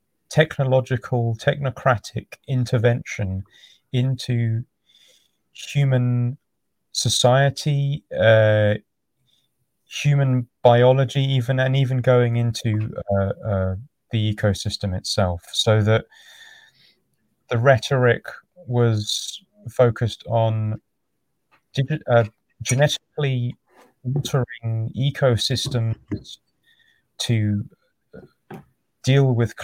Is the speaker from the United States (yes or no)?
no; London, United Kingdom; now in Devon, United Kingdom; Right now I'm in Devon, which is in the southwest. I'm from London originally.